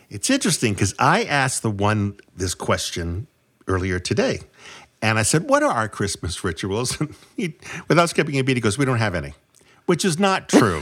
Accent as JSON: {"language": "English", "region": "New England", "country": "United States", "said": "I'm from New England"}